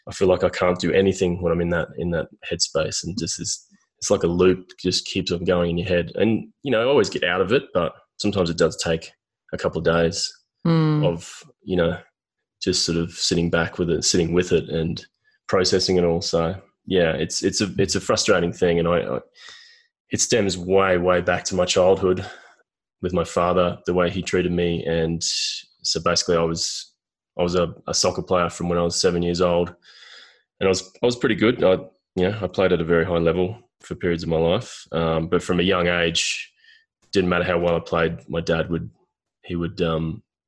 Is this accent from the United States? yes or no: no; Brisbane, Queensland, Australia; I grew up in Brisbane, Australia